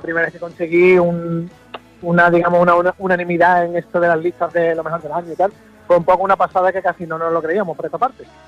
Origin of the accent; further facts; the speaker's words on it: Jerez de la Frontera, Andalusia, Spain; mi tierra, Jerez